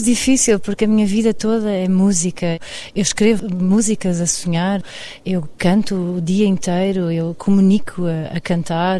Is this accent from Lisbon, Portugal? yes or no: yes; Cascais, Lisbon, Portugal; moved away as an adult; also born or lived in Lahr, Germany; eu sou alemã de Cascais